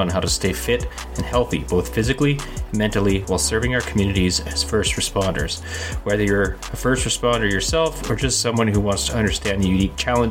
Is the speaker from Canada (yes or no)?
yes; Canada; I'm a Canadian police officer